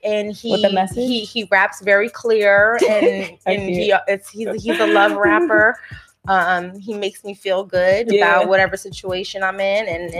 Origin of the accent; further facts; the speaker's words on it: Calabasas, California, United States; when you're from California, Calabasas.